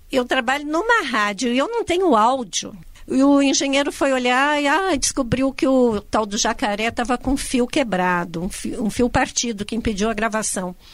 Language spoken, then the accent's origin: Portuguese; Rio Grande do Sul, Brazil; eu sou gaúcha